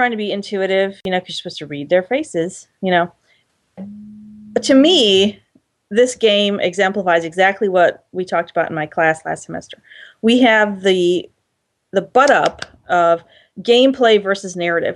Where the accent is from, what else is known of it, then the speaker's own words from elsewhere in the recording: Ohio, United States; If I'm from Ohio, we don't talk about feelings